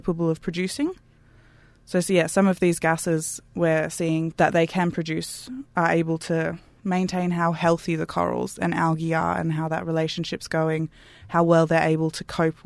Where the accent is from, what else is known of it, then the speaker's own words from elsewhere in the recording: Canberra, Australian Capital Territory, Australia; moved away; I'm from Canberra originally